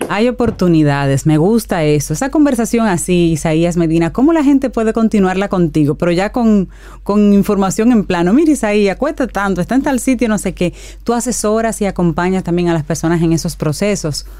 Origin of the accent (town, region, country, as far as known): Dominican Republic